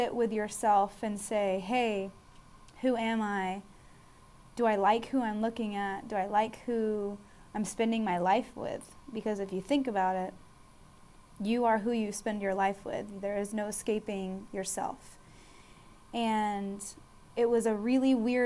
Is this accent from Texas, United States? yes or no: yes; Austin, Texas, United States; now in San Antonio, United States; I am originally born and raised in Austin, Texas, the best city in the state by far. I'm currently residing in San Antonio, Texas